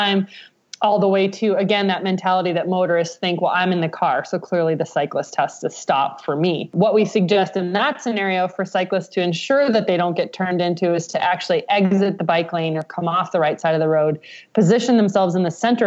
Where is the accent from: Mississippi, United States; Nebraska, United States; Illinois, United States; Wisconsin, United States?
Nebraska, United States; now in Colorado, United States; I'm from Nebraska